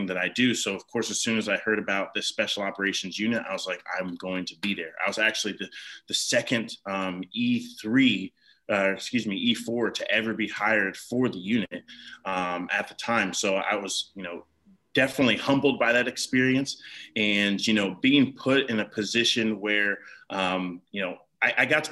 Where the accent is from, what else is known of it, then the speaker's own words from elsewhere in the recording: Ohio, United States; moved away as an adult; also born or lived in North Carolina; I'm from Ohio originally. And then, of course, the military brought me down to North Carolina